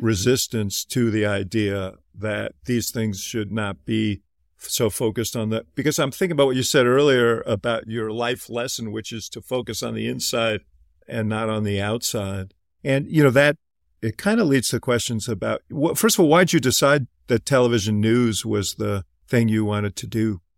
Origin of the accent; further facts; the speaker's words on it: Midwest, United States; also born or lived in New York; Even though I was born in New York, I've spent most of my life in the Midwest